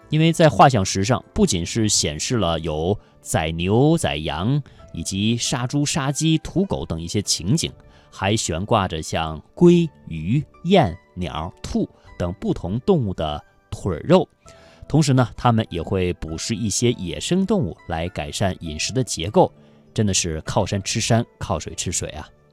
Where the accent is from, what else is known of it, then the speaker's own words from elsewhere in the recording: China; 我们中国人涮火锅的标配